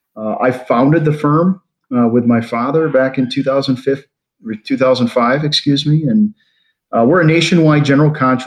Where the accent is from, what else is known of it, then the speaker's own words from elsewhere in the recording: Wisconsin, United States; moved away as an adult; also born or lived in Pennsylvania; moving back from Pennsylvania to where I grew up in Wisconsin